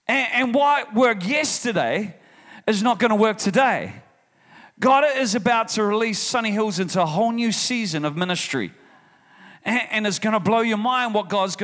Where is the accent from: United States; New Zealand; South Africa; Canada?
New Zealand; I'm from New Zealand